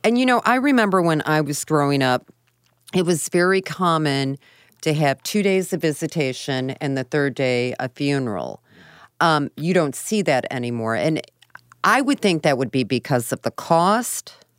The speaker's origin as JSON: {"language": "English", "town": "Bellefontaine Neighbors", "region": "Missouri", "country": "United States", "tie": "born or raised there", "said": "I grew up in Bellfount Neighbors."}